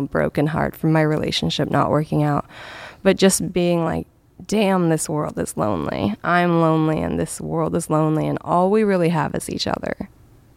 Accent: Washington, United States; moved away as an adult; also born or lived in San Diego, California; now in California, United States; I never felt like I belonged in my hometown

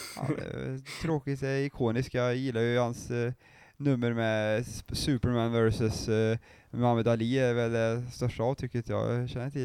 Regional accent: Arvika, Värmland, Sweden; där jag är ifrån, Arvika

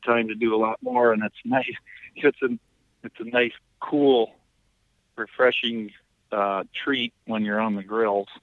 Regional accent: Bancroft, Iowa, United States; my hometown of Bancroft

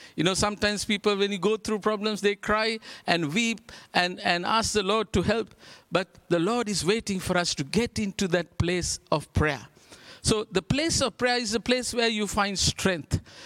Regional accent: Sri Lanka; We're from Sri Lanka

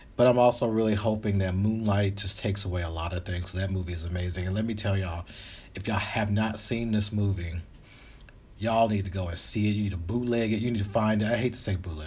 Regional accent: the South, United States; now in Los Angeles, United States; I'm from the South, but I'm

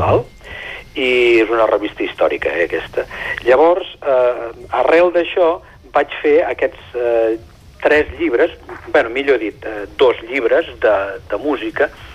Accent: Sant Feliu de Codines, Catalonia, Spain; és el que jo conec, és, des d'on sóc fill

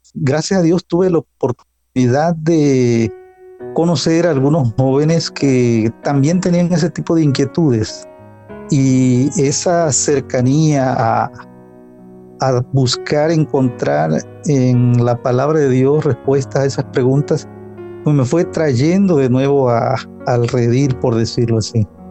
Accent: Tabasco, Mexico; also born or lived in United States; Soy del sureste de México. El estado se llama Tabasco.

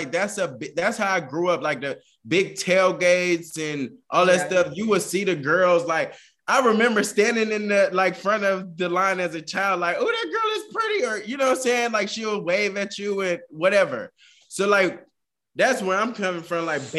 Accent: the South, United States; I'm from the South. So band culture down here is a big, big thing.

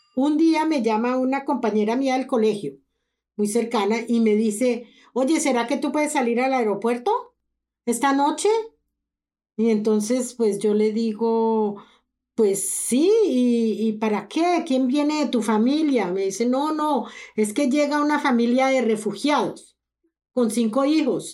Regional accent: Colombia; moved away as an adult; now in Canada; Yo soy colombiana, yo viví toda mi juventud en Colombia, yo estudié en Colombia

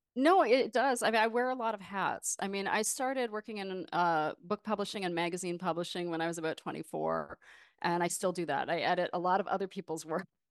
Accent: Windsor, Ontario, Canada; moved away as an adult; also born or lived in Toronto, Canada / New York, United States; now in Brooklyn, United States; I was raised just across the border in Ontario near Windsor, Detroit area

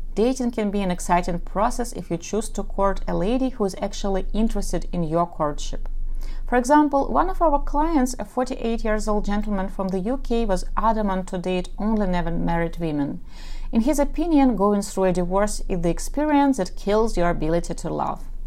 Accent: Ukraine; first language Russian; English is a second language; I am from Ukraine and my mother tongue is Russian, so yes, I speak with an accent

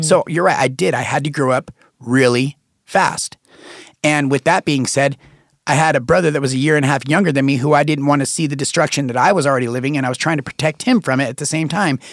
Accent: Reno, Nevada, United States; I was born and raised in Reno, Nevada

